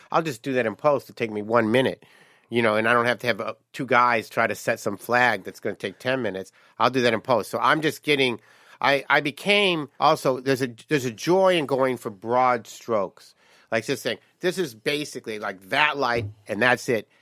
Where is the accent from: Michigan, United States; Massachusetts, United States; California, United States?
Michigan, United States; Detroit; moved away; I came from Detroit